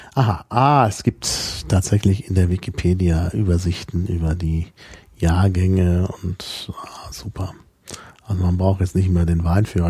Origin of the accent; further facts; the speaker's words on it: North Rhine-Westphalia, Germany; moved away; Also in der Gegend, wo ich aufgewachsen bin